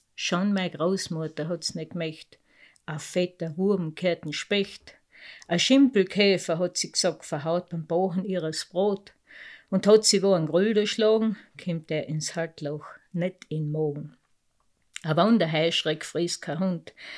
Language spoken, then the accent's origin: German; Lading, Carinthia, Austria; accent: Lavanttal dialect; also born or lived in Obergösel; Aufgewachsen in Lading, nicht gar so groß